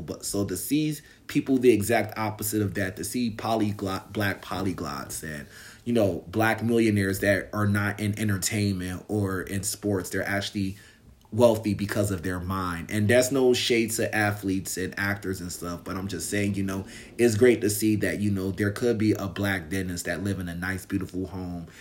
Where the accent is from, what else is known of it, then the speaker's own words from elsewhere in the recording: United States; I'm American and I live here